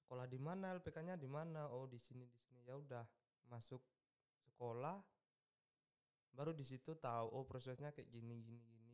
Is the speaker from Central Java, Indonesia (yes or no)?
yes; Klaten, Central Java, Indonesia; Klaten, Jawa Tengah, Pak.